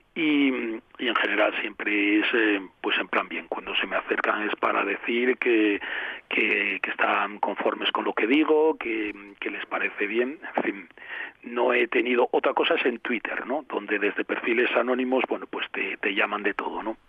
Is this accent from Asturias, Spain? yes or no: yes; Avilés, Asturias, Spain; also born or lived in Pola de Laviana / Figueres / Girona; yo que soy de Avilés